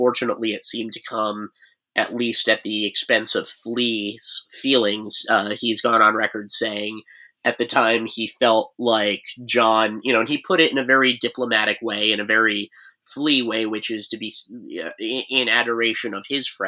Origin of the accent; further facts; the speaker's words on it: Montclair, New Jersey, United States; A lot of me listening to that record is me biking around the cul-de-sac that I grew up in Montclair, because that would have been, I got that record right before we moved into the city.